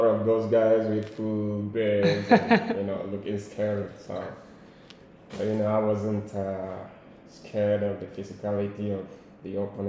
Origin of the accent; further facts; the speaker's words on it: Nigeria; moved away as an adult; now in Australia; my origin is Biafra, which is in current day Nigeria, so but we don't like to refer as Nigerians. and I'm from the Igbo ethnic group.